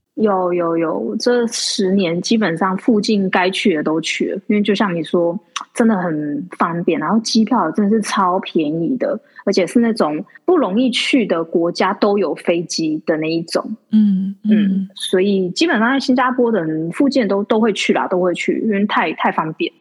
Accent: Taiwan; moved away as an adult; now in Singapore; 我是台湾人嘛，然后我另外一半是法国人

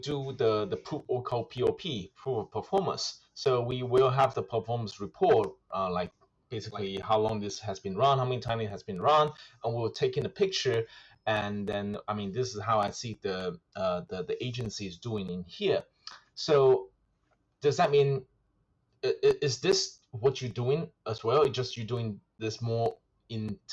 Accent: Melbourne, Victoria, Australia; moved away; I'm from Melbourne

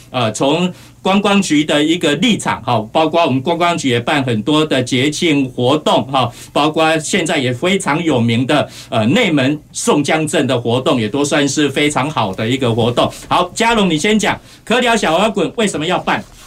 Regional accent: Kaohsiung, Taiwan; 让我们高雄人非常有光荣感的

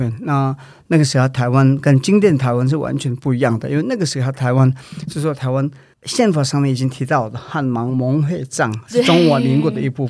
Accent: India; born there; 因为对我们来讲没有差的原因是说，我在印度出生，

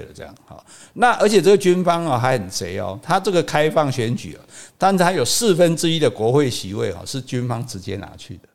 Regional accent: Taiwan; 我们台湾人

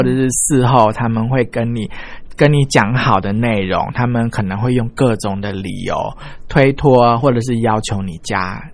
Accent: Taiwan; 我们台湾人比较重视的是诚信

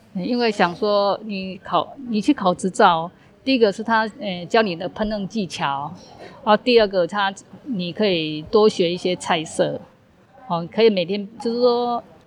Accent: northern Taiwan, Taiwan; moved away as an adult; now in Tainan, Taiwan; 我是北部人，啊，我先生是在北部就业

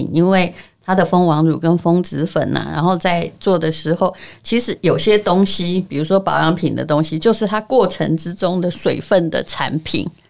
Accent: Yilan County, Taiwan; 虽然我是宜兰人

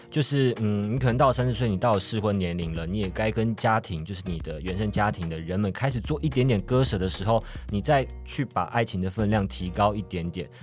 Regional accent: Taiwan; 我们现在这个就是台湾的这个疫情的期间啊，然后 我就是选择，选择回到我的老家去跟我妈妈相处

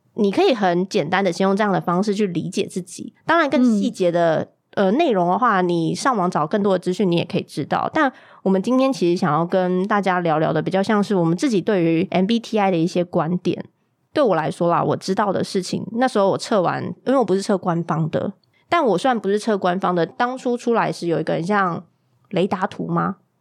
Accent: Kaohsiung, Taiwan; 我们这一群高雄人

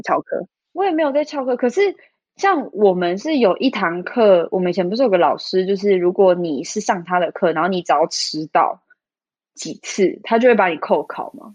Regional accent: Taipei, Taiwan; 我是算是在台北市长大的小孩

